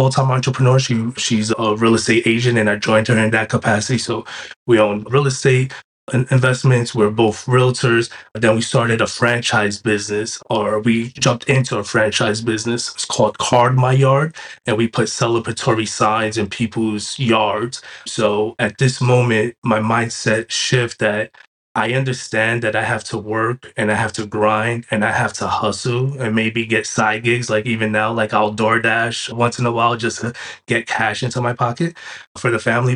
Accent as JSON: {"language": "English", "town": "New York City", "region": "New York", "country": "United States", "tie": "born or raised there", "also_born_or_lived": "Binghamton, New York / Delaware", "moved": "as an adult", "said": "I was born and raised in New York City"}